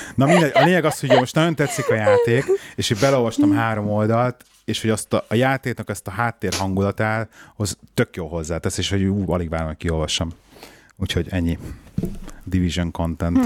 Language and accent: Hungarian; Budapest, Hungary; még a régi Pesti Bérházba felnőttem, tizen sok, sok évet